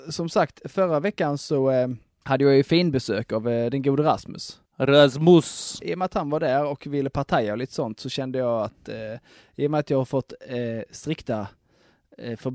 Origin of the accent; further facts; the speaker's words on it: Sweden; Jag är, jag är svensk, jag är säkert.